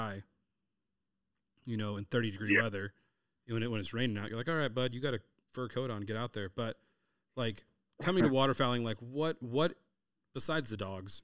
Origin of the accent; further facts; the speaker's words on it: Southern California, United States; I'm from Southern California